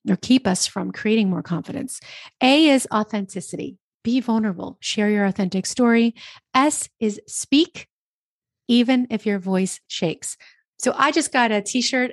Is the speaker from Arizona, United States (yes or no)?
no; New Jersey, United States; I'm from New Jersey